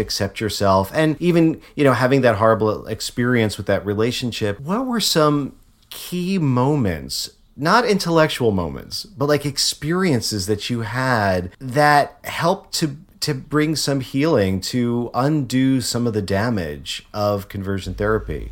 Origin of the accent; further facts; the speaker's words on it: Connecticut, United States; moved away; also born or lived in Memphis; I'm from Connecticut originally.